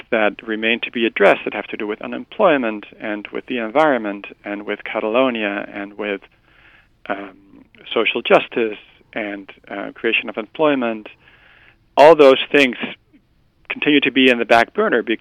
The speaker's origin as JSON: {"language": "English", "country": "Netherlands", "said": "I'm from the Netherlands"}